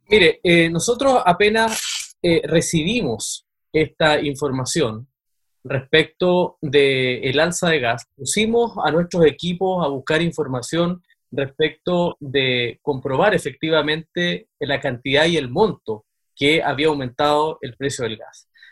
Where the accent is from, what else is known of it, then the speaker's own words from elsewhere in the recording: Aysén, Chile; nosotros somos de Aysén